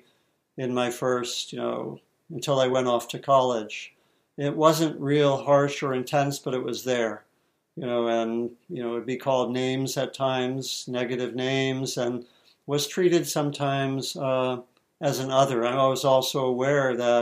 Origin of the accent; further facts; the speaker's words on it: D.C., Maryland near Washington, United States; I grew up in Maryland near Washington, D.C.